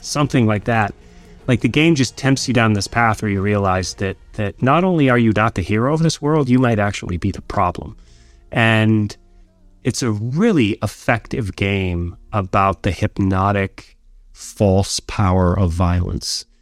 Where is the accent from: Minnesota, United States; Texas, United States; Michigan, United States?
Michigan, United States; Escanaba; moved away as an adult; also born or lived in New York; my hometown of Escanaba, Michigan